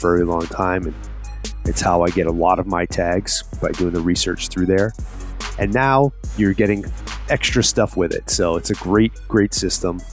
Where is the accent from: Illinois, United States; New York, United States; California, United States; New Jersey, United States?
New York, United States; Long Island; moved away; I'm from New York as well, but I'm from Long Island